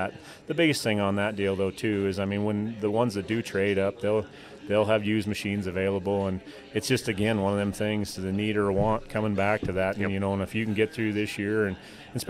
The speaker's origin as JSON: {"language": "English", "area": "between Buffalo and Gillette", "region": "northeastern Wyoming", "country": "United States", "tie": "born or raised there", "also_born_or_lived": "Bozeman, Montana", "moved": "as an adult", "lives_now": "White Sulphur Springs, United States", "said": "I grew up in Wyoming, originally northeastern Wyoming, between Buffalo and Gillette."}